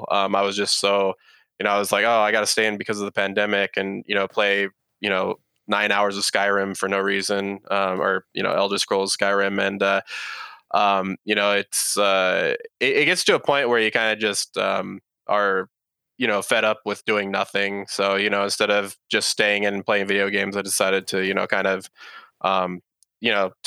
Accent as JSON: {"language": "English", "town": "San Jose", "region": "California", "country": "United States", "lives_now": "Austin, United States", "said": "So I'm based over here in Austin, Texas. I was actually originally from San Jose, California, which for your listeners' information, that's where the Silicon Valley is."}